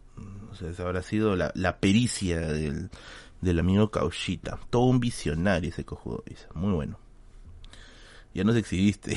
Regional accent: Tacna, Peru; Sí, soy, de Tacna

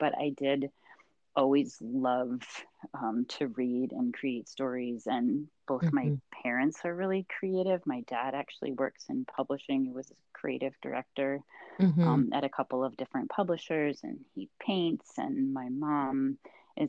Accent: Minneapolis, Minnesota, United States; moved away as an adult; also born or lived in Chapel Hill, North Carolina; growing up in Minneapolis

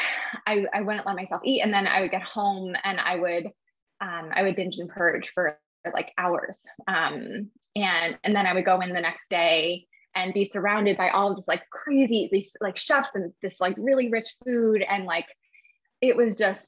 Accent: New Jersey, United States; also born or lived in San Francisco, California; I was born in San Francisco, but I grew up in New Jersey.

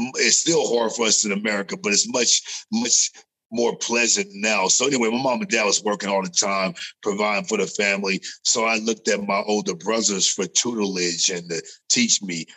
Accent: California, United States; moved away; also born or lived in Las Vegas; growing up in California, before I got to Las Vegas

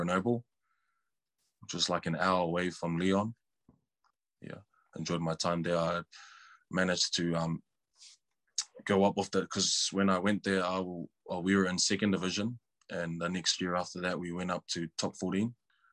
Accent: Auckland, New Zealand; growing up in Auckland and going through all those age grades

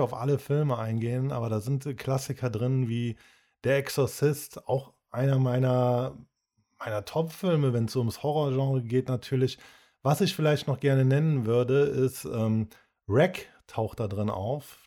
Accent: Cologne, North Rhine-Westphalia, Germany; wir als Kölner, wir kennen das so, diese Kneipenkultur, dieses Verrauchte, die Straßen, so, du bist mehr oder weniger damit aufgewachsen

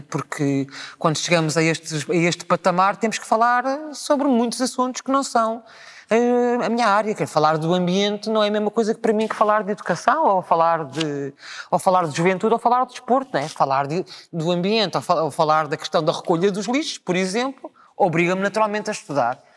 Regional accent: Lisbon, Portugal; do bairro onde eu nasci, na Graça, em São Vicente

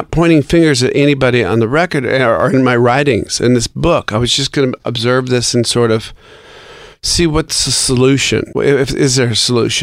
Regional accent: Seattle, Washington, United States; my hometown of Seattle

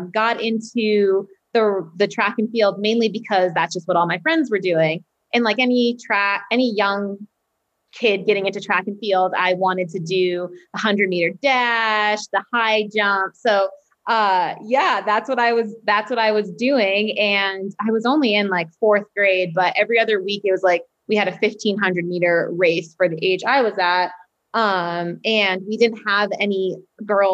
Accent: Standish, Maine, United States; also born or lived in Portland, Maine; I'm originally from Standish, Maine, and then I went to high school in Portland, Maine, which is like 35, 40 minutes from where I live.

